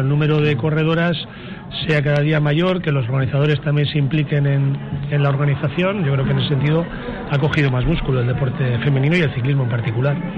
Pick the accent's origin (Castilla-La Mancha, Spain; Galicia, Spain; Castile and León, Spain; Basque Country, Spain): Basque Country, Spain; Balmaseda; Balmaseda, que es donde yo comencé a dar mis primeras pedaladas de un chico que quería ser ciclista